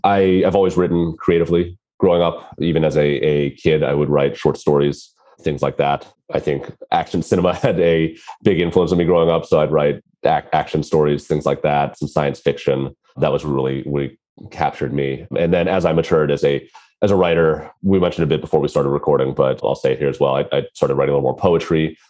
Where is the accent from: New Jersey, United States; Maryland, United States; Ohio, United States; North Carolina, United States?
Maryland, United States; I grew up in the States on the East Coast in Maryland, which is near Washington, D.C.